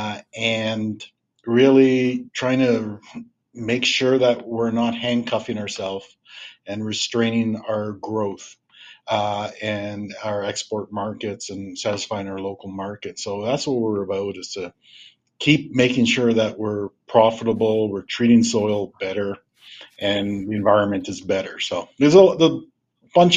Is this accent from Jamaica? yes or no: no; Southern Ontario, Canada; moved away as an adult; now in Manitoba, Canada; I grew up in Southern Ontario. Most of my education was in Southern Ontario